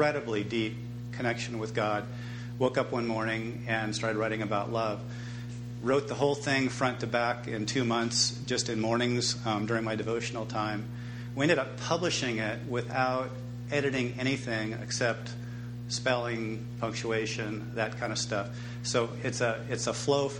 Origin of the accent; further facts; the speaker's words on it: Reedley, California, United States; also born or lived in Fresno, California; And across the street from that tennis courts, it's called Hope Street, is my parents' house. And that's where I grew up, in that house.